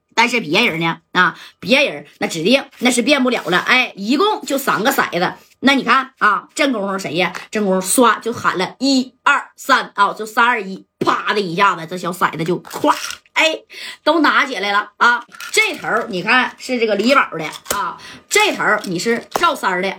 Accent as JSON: {"language": "Chinese", "region": "Northeast China", "country": "China", "said": "咱那帮东北人啊"}